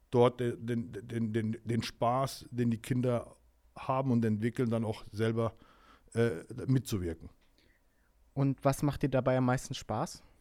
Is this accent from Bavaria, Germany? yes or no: no; Lauterbach, Hesse, Germany; Ich komme aus Lauterbach.